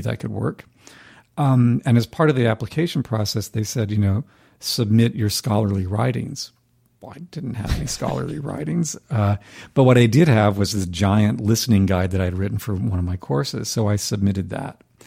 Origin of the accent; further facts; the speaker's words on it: North Carolina, United States; moved away as an adult; also born or lived in Boston; I knew from high school when we grew up in North Carolina, different parts of the state